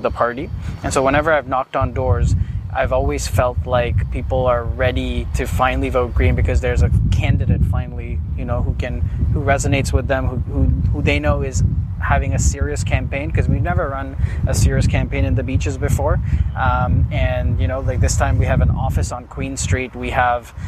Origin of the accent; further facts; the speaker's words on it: Mumbai, Maharashtra, India; also born or lived in Canada; now in Ontario, Canada; I was born in Mumbai, India, and I came to Canada in 2005.